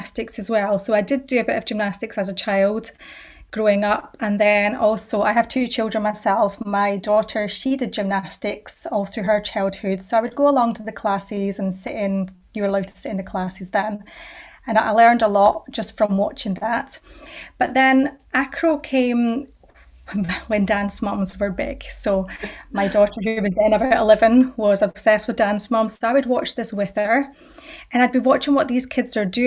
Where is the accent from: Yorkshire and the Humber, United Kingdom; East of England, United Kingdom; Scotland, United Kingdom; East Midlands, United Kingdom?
Scotland, United Kingdom; Fife; also born or lived in Edinburgh; I grew up in Scotland. I want to say in Fife, but that's debatable because we did move around a little bit when we were younger, but Fife is where I've been the majority of my life